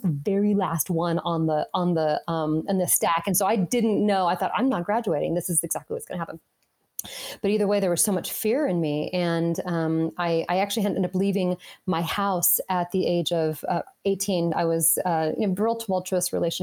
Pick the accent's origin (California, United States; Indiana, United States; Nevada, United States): Nevada, United States; Las Vegas; I grew up in Las Vegas